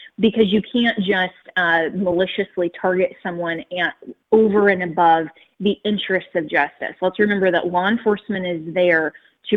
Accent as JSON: {"language": "English", "region": "Colorado", "country": "United States", "said": "my home state of Colorado"}